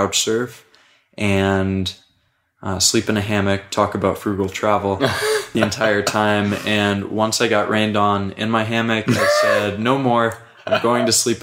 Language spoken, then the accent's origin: English; Indiana, United States; also born or lived in Hawaii; I grew up in Indiana and then took my undergrad in Hawaii